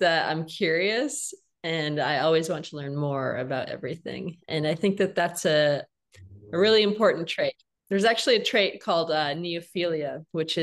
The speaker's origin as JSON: {"language": "English", "town": "Flint", "region": "Michigan", "country": "United States", "tie": "born or raised there", "moved": "as an adult", "lives_now": "Malibu, United States", "said": "I grew up around Flint, Michigan"}